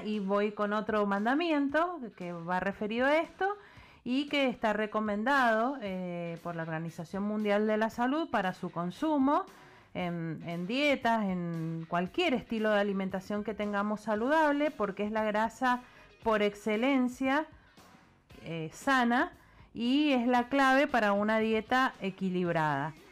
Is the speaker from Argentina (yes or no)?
yes; Patagonia, Argentina; now in Mendoza, Argentina; soy de la Patagonia y bueno, hace 30 años que vivo acá